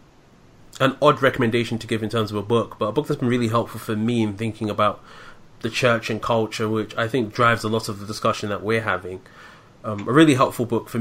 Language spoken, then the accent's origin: English; London, United Kingdom; moved away as an adult; now in Medford, United States; I'm originally from London, born and raised in the UK, and moved over here in April of last year